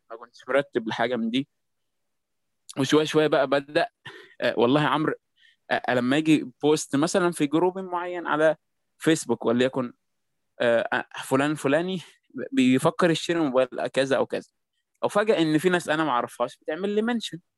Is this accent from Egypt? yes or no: yes; Egypt; الكوميونيتيز بتاعت المبصرين عندنا في مصر